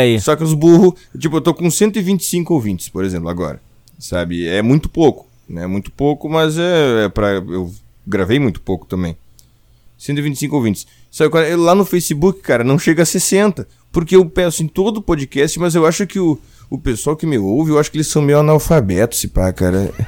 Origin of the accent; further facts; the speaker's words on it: Rio Grande do Sul, Brazil; eu sou gaúcho